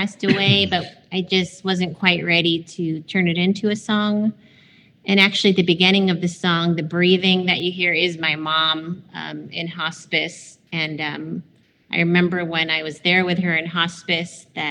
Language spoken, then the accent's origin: English; Fremont, California, United States; also born or lived in Ann Arbor, Michigan / South San Francisco; now in Asheville, United States; I grew up mostly in like South San Francisco and then in Fremont, which is the suburb of the Bay Area, kind of near Oakland.